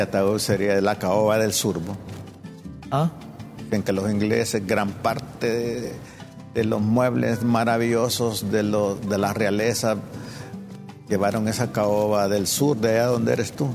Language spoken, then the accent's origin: Spanish; Olancho, Honduras; Soy, soy negro cimarrón de Olancho